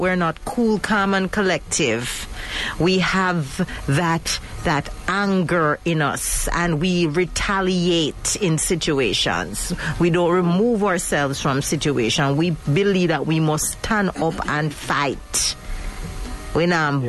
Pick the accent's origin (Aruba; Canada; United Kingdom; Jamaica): Jamaica; as Jamaican um, women